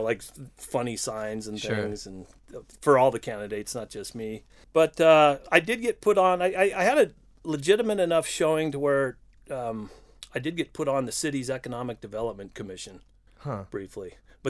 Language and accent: English; Chula Vista, California, United States; I'm from Chula Vista, yeah.